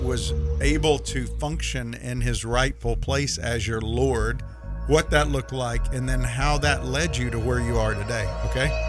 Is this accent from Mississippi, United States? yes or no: yes; Mississippi, United States; my wife gives me grief because I'm from Mississippi and I say Thursday, Thursday.